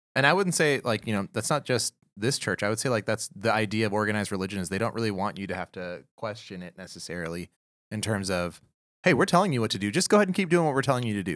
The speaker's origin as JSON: {"language": "English", "town": "Houston", "region": "Texas", "country": "United States", "tie": "born or raised there", "said": "I'm from Houston, Texas."}